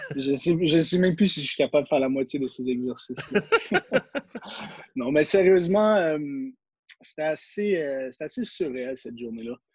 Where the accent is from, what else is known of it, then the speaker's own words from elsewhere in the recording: Quebec, Canada; en tant que Québécois